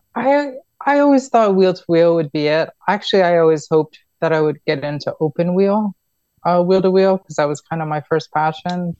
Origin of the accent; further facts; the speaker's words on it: New York, United States; moved away; also born or lived in Florida; I was born in New York